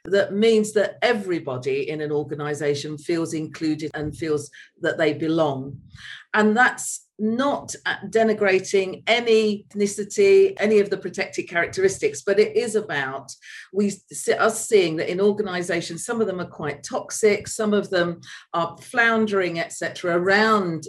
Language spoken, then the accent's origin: English; London, United Kingdom; moved away as an adult; also born or lived in Leeds; now in Spain; I'm a Londoner at heart, and I do miss London, and I miss Leeds as well